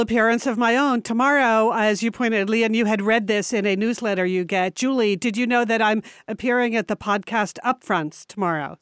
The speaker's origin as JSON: {"language": "English", "region": "Connecticut", "country": "United States", "tie": "born or raised there", "moved": "yes", "said": "we were born and raised in Connecticut."}